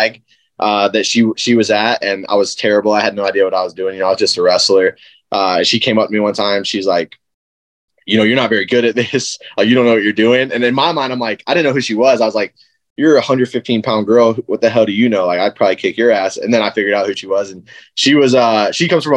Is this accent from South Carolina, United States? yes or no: yes; South Carolina, United States; They moved down to South Carolina, and then that's where I was born